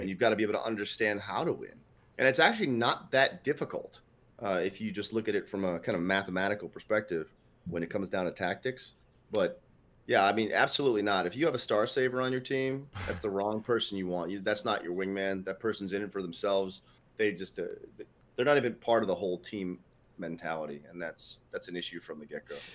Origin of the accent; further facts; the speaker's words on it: Northeast United States, United States; I'm from the Northeast United States